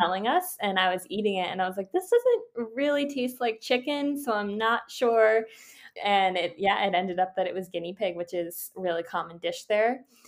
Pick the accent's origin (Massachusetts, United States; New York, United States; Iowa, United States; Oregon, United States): Massachusetts, United States; Boston; I'm from Boston, Massachusetts.